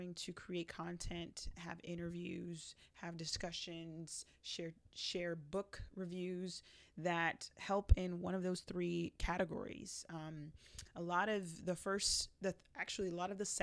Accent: Broward County, Florida, United States; also born or lived in Jamaica; I was born in Jamaica, but raised in Broward County.

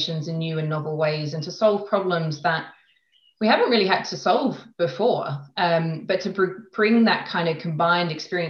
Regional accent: Australia; moved away as an adult; also born or lived in London; now in Switzerland; I am originally from Australia

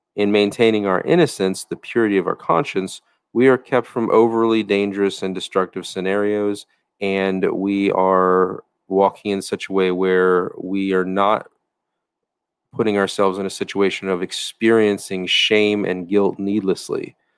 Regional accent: United States

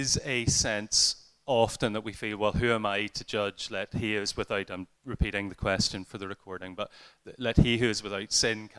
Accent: Ireland; as an Irishman

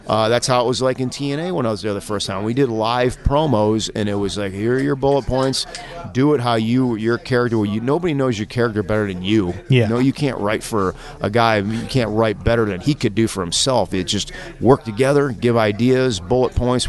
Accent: Buffalo, New York, United States; I'm originally from uh, Western New York, around the Buffalo area.

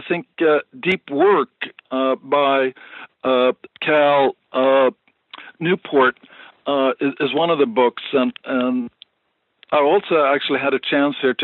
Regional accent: Sweden; moved away as an adult; now in United States; I was brought up in Sweden

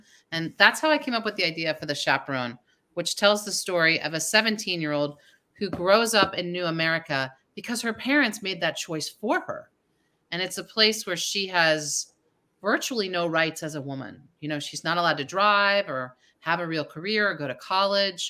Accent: New Jersey, United States; I grew up in New Jersey

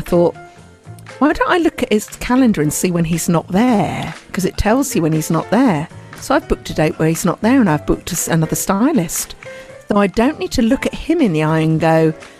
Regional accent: United Kingdom; I'm too British

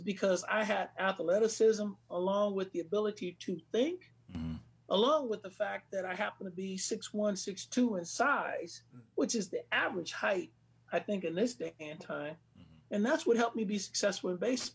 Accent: Bay Area, California, United States; I grew up in the Bay Area

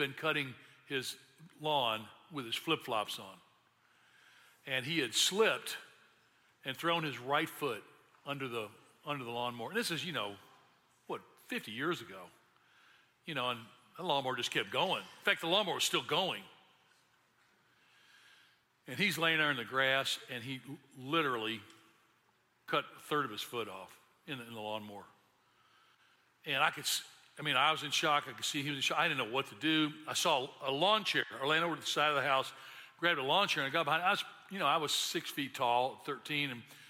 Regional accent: Memphis, Tennessee, United States; I grew up in Memphis

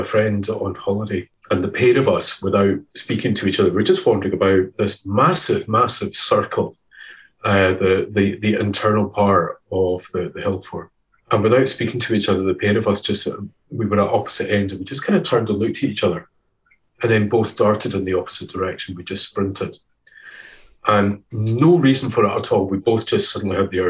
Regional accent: Edinburgh, Scotland, United Kingdom; also born or lived in Fife; I grew up in Edinburgh

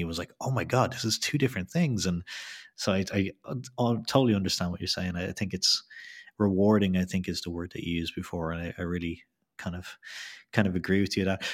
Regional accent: Ireland; I'm from Ireland

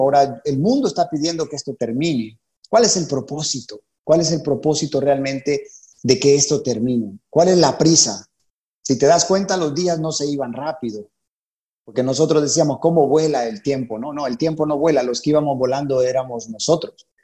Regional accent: Honduras; moved away as an adult; also born or lived in San Pedro Sula, Honduras; now in Panama; Nos convertimos en la iglesia de San Pedro Sula, allá por eh, abril de 1998 en Honduras. Así que somos catrachos

